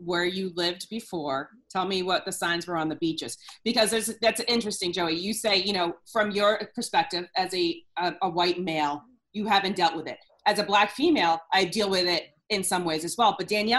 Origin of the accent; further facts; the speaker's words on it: New Hampshire, United States; But I'm from New Hampshire.